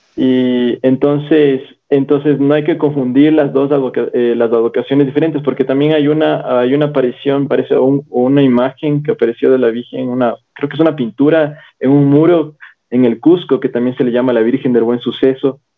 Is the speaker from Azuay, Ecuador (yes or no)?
no; Quito, Pichincha, Ecuador; soy quiteño, soy quiteño de Quito, Ecuador